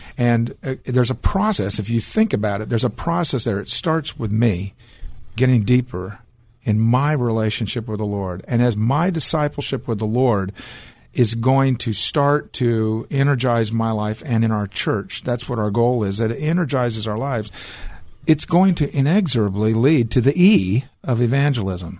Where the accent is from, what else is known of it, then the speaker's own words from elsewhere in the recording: Portland, Oregon, United States; now in Texas, United States; I was born in Portland, Oregon